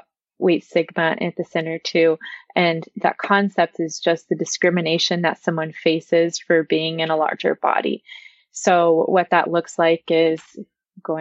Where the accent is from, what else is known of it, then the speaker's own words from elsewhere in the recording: Texas, United States; I'm from Texas